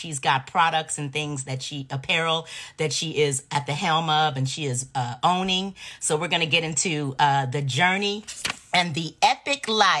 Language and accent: English; Los Angeles, California, United States; I'm from California too, but I'm from